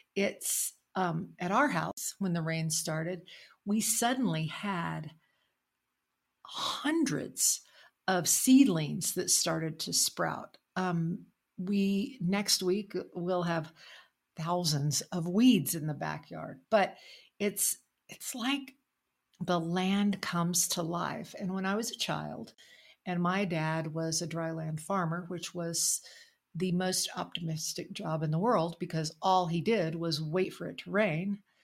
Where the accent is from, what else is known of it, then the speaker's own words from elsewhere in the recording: Logan, New Mexico, United States; also born or lived in North Carolina; now in Santa Fe, United States; where I grew up, which is near Tucumcari, where I grew up in Logan